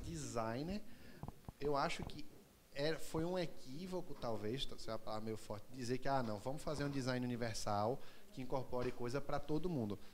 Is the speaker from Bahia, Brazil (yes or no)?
no; Recife, Pernambuco, Brazil; eu sou daqui de Recife